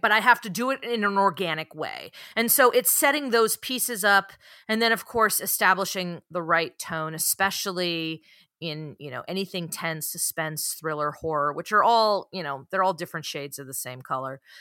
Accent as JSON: {"language": "English", "area": "San Francisco Bay Area", "region": "California", "country": "United States", "tie": "born or raised there"}